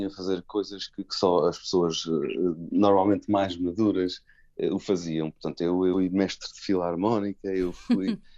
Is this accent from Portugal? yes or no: no; Los Gatos, California, United States; born there; eu nasci no, nos Estados Unidos da América, mais uhum. concretamente em Los Gatos, que é um nome assim muito muito sonante e chique, eh, mas eu só nasci lá porque meus pais imigrantes tinham lá, havia lá um médico que falava português